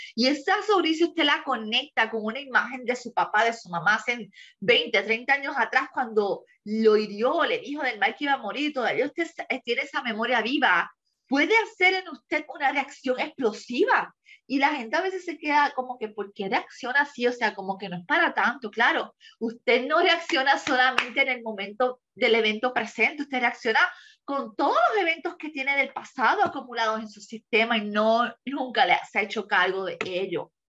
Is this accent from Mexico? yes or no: no; Puerto Rico; moved away as an adult; mi país, Puerto Rico, porque es la cultura que conozco y la que dejé hace seis años atrás